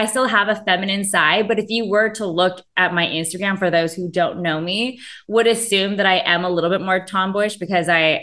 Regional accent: Rowland Heights, California, United States; also born or lived in West Covina / Fullerton / Long Beach / Marina Del Rey; Born and raised. I was born in West Covina, grew up in Roland Heights, just kind of like the Asian area, one of the Asian areas here in LA County

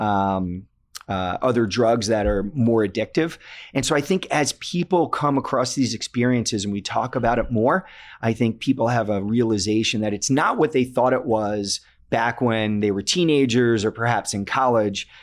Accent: Connecticut, United States; my home state of Connecticut

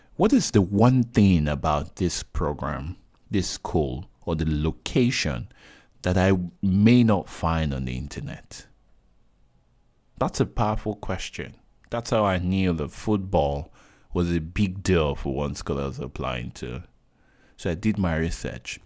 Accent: Nigeria; I'm Nigerian

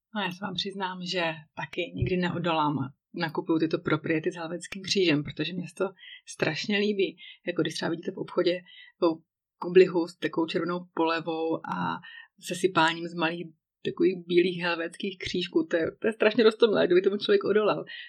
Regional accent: Czechia; moved away as an adult; now in Switzerland; že jsem Češka

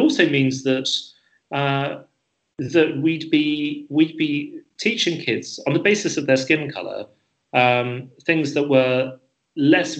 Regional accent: Birmingham, West Midlands, United Kingdom; I'm a Brummie

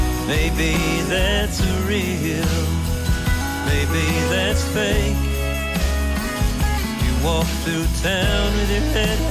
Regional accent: Massachusetts, United States; I grew up on the South Shore, fishing in a cranberry bog, pulling largemouth bass. earth out of these old farm ponds. And people always ask me, where has your accent gone? I grew up around here, but I never had one.

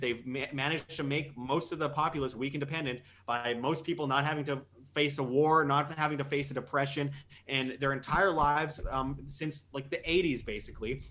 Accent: Canada; moved away; I'm, I'm Canadian

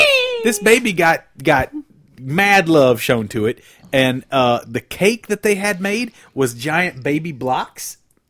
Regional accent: Kentucky, United States; growing up in Kentucky

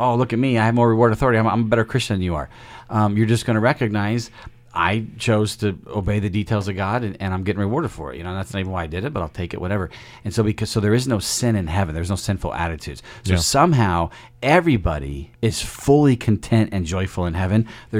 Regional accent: United Kingdom; And so we stop for tea and biscuits because we're British.

